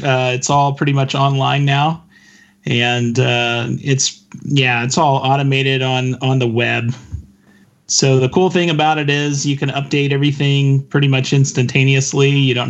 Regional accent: Kansas City, United States; now in Omaha, United States; I grew up in Kansas City, so barbecue's always been part of my life and everything

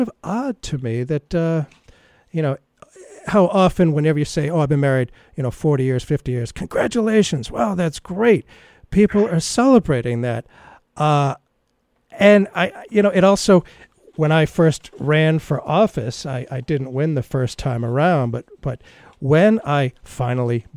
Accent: United States; as a boy growing up in America

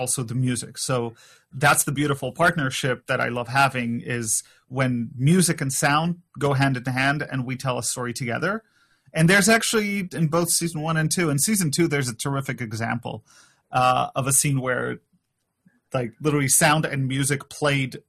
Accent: Poland; I'm from Poland

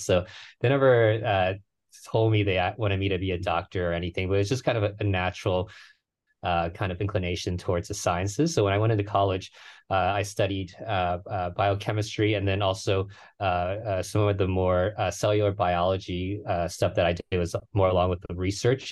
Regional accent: Houston, Texas, United States; moved away as an adult; now in San Francisco, United States; I grew up in, in Houston. That's my hometown

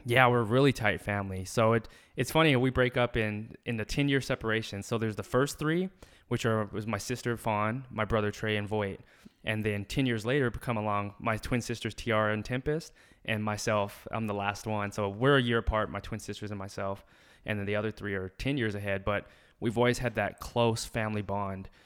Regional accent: Alamogordo, New Mexico, United States; moved away as an adult; also born or lived in Albuquerque, New Mexico / Philadelphia; I was born and raised in Alamogordo, New Mexico.

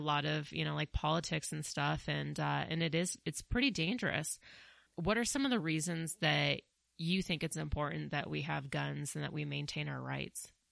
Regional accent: Colorado, United States; also born or lived in New York City; I am from Colorado. I, I did grow up here. I did spend eight years in New York City

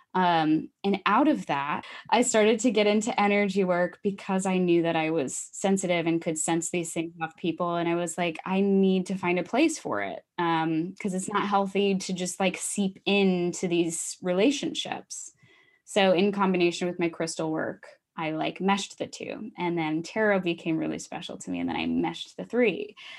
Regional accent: Iowa, United States; moved away as an adult; also born or lived in Minneapolis; I grew up in Iowa, and I went to Minneapolis

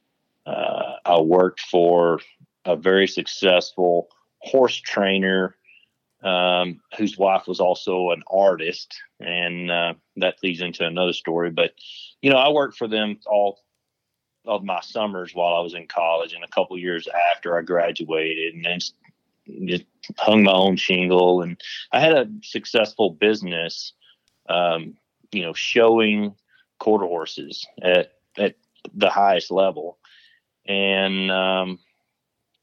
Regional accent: Tennessee, United States; moved away as an adult; also born or lived in West Texas; now in Texas, United States; I grew up in Tennessee

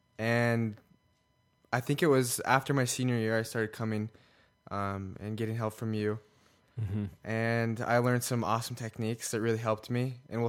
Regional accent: California, United States; now in Utah, United States; Well, I am from here. I'm from Utah, originally from California.

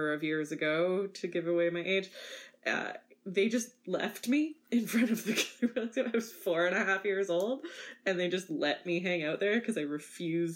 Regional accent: Winnipeg, Manitoba, Canada; So I'm a prairie girl, born and raised in Winnipeg, Manitoba

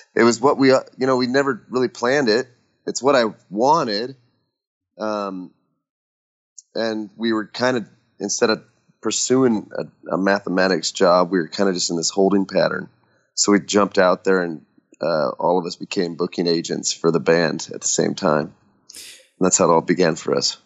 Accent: Nebraska, United States; moved away as an adult; now in Nashville, United States; living in Nashville, Tennessee, but I grew up in Nebraska

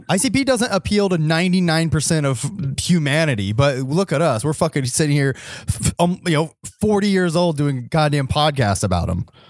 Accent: Ohio, United States; we're from Ohio

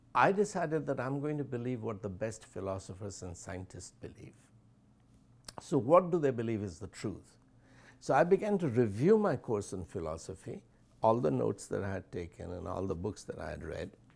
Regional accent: India; first language Hindi; English is a second language; also born or lived in Allahabad; as an Indian teenager

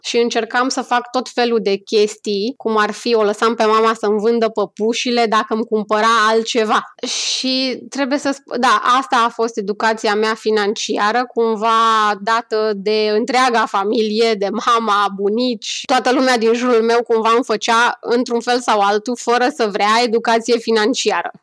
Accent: Romania; moved away; noi ca români datorită experiențelor și datorită lucrurilor pe care le-am trăit

